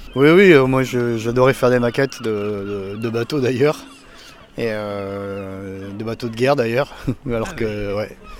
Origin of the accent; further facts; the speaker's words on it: Arcachon, Nouvelle-Aquitaine, France; Quand j'étais jeune à Arcachon